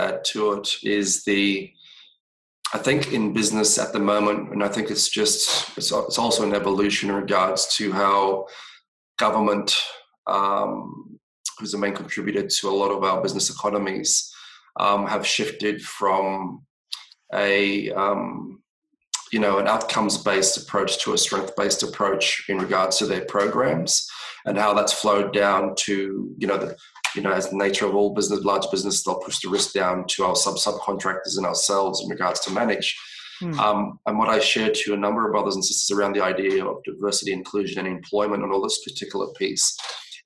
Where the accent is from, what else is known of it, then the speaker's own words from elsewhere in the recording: Australia; we're Australians